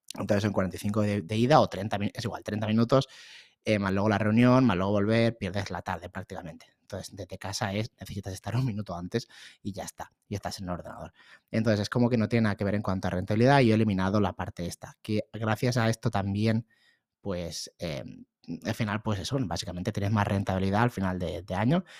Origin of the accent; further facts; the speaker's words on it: Barcelona, Catalonia, Spain; soy de Barcelona